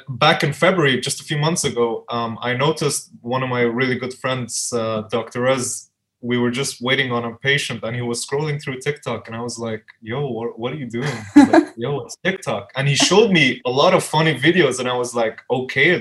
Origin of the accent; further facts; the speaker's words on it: Dubai, United Arab Emirates; also born or lived in Albuquerque, New Mexico, United States / Afghanistan; my family moved down here in Dubai, where I was raised.